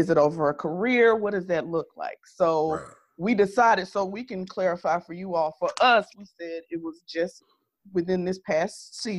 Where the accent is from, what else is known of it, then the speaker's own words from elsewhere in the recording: Georgia, United States; you know I'm from Georgia.